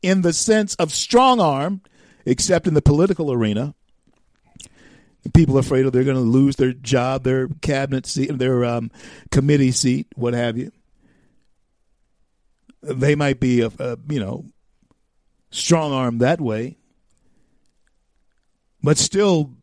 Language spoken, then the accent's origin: English; the South, United States; I grew up in the South in the 60s. I grew up in the South